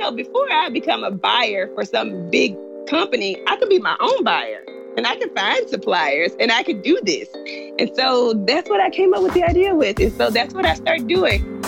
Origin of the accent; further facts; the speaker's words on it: Memphis, Tennessee, United States; moved away as an adult; also born or lived in China; I'm from Memphis. My parents are in Memphis